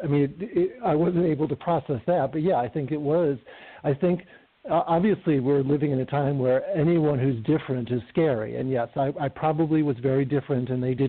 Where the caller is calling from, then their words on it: Palm Springs, California, United States; I'm in Palm Springs, California.